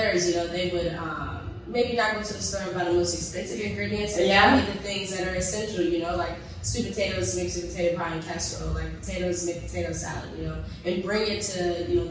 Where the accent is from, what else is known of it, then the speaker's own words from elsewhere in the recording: North Carolina, United States; moved away; also born or lived in New York / Washington, District of Columbia, United States; I was born in New York, but raised in North Carolina